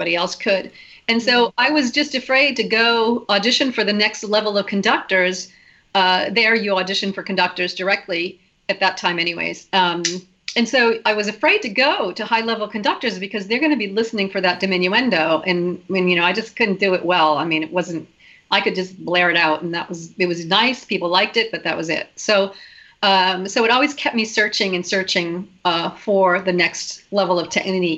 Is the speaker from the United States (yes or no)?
yes; United States; moved away as an adult; also born or lived in Hungary / Vienna, Austria; not a lot of Americans at that time. So I would be like an outlier.